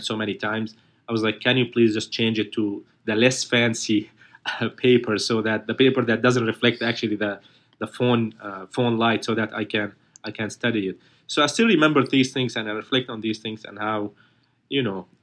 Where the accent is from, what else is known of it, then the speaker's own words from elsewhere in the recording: Aleppo, Aleppo Governorate, Syria; English is a second language; moved away as an adult; now in United States; my home country in Syria, especially my city Aleppo